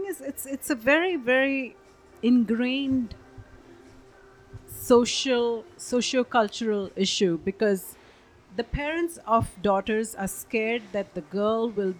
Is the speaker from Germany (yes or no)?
no; India; born and brought up in India as a female